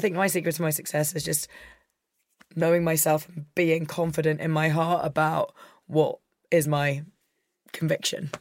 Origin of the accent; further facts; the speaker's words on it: Scotland, United Kingdom; I'm a Scot